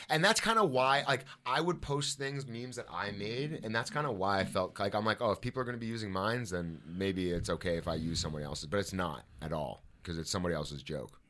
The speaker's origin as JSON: {"language": "English", "town": "Toronto", "region": "Ontario", "country": "Canada", "tie": "born or raised there", "moved": "as an adult", "said": "when I was a child or growing up in Toronto."}